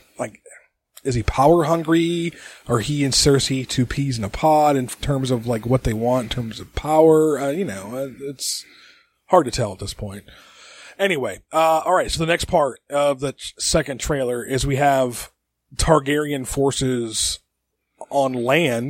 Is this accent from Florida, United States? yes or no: no; Michigan, United States; we're from Michigan